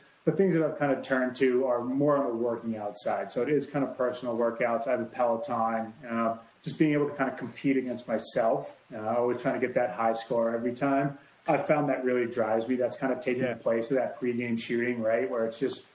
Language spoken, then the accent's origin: English; Boston, Massachusetts, United States; now in Los Angeles, United States; I grew up in Boston, so I wasn't like growing up by the water.